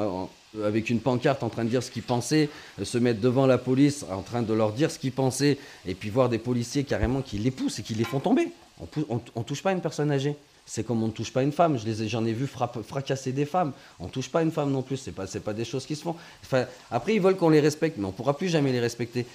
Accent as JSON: {"language": "French", "country": "France", "said": "Nous, en tant que Français"}